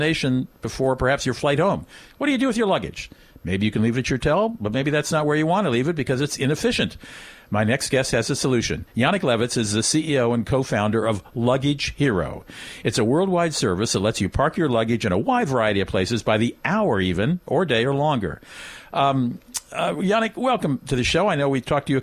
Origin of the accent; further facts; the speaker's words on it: Washington, District of Columbia, United States; D.C., which is my hometown